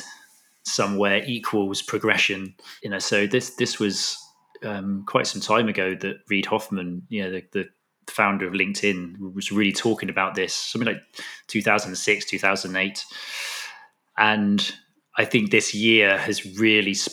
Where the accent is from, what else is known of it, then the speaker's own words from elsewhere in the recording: Totnes, South West England, United Kingdom; moved away as an adult; also born or lived in Australia; as a child to spend my time growing up in Dartmoor, down in Devon.